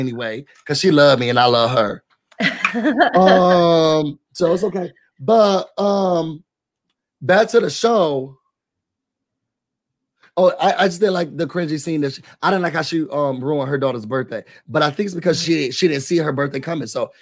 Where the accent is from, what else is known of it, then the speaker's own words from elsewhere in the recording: Rochester, New York, United States; moved away; back where I'm from in Rochester